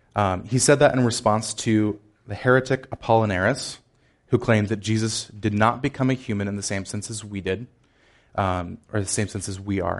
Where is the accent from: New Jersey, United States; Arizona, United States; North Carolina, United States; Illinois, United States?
Illinois, United States; Chicago; I am from Chicago. It's slightly colder than it is here